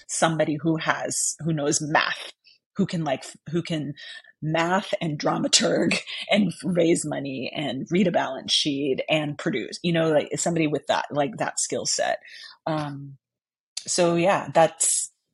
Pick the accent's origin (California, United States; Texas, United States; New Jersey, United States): Texas, United States; San Antonio; i grew up in san antonio texas